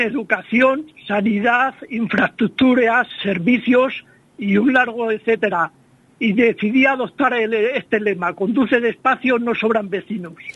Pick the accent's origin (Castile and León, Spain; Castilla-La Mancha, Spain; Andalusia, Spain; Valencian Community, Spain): Castile and León, Spain; a village in Salamanca province; En el lugar donde yo nací, mis padres, mis abuelos, mi mujer, mis suegros